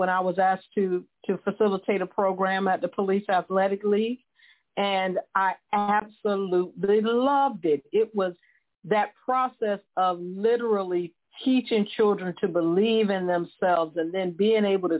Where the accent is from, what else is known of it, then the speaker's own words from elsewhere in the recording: Florida, United States; I grew up in a very poor neighborhood in Florida